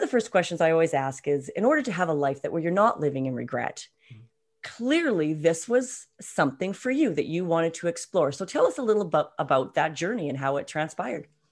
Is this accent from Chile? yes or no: no; West Coast of Canada, British Columbia, Canada; we're both Canadians, and we're both from the West Coast, living in the West Coast right now.